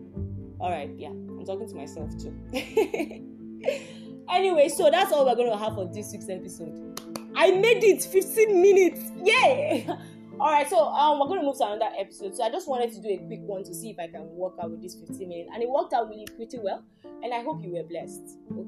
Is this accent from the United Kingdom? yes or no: no; Nigeria; Like, I'm from Yoruba.